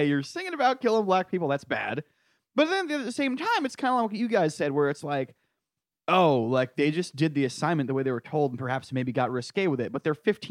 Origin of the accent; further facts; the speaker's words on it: New England, United States; My hometown is like an hour and 40 roughly drive from this town